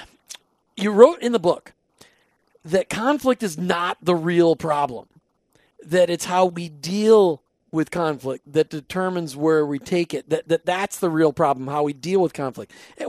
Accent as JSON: {"language": "English", "region": "Minnesota", "country": "United States", "tie": "born or raised there", "moved": "yes", "lives_now": "Florida, United States", "said": "We live in Florida. There's plenty of gun carrying people here in Florida, too. You know, and I grew up in Minnesota. Everybody's got a rifle up there."}